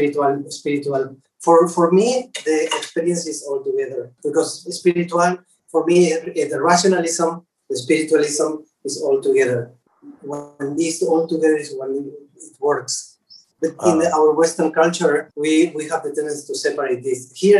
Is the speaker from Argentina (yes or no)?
yes; Argentina; born there; English is a second language; I am totally agree with that because I was born in Argentina. I am Spanish. And I have some kind of roots, Native American, from the South America.